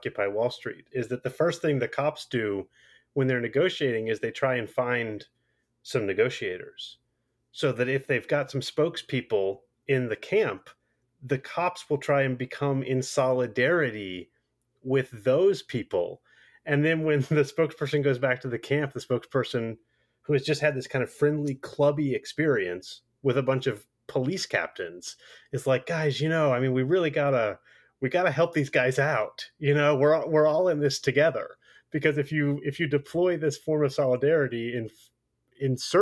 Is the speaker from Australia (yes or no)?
no; United States; as an American